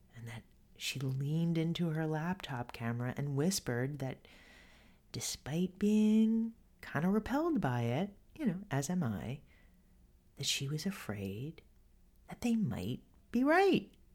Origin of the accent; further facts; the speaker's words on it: New York City, New York, United States; I grew up in Co-op City, this big apartment complex